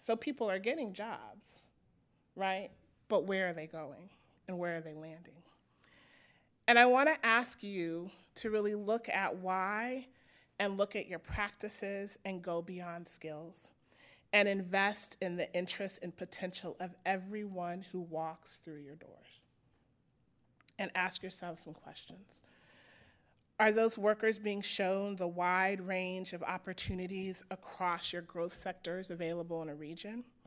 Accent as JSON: {"language": "English", "town": "Denver", "region": "Colorado", "country": "United States", "tie": "born or raised there", "said": "I grew up in Denver, Colorado in the nineteen eighties"}